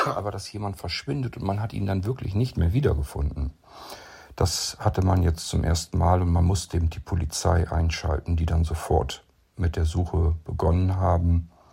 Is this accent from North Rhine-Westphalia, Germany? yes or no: no; Lower Saxony, Germany; zurück nach Niedersachsen in meine Heimat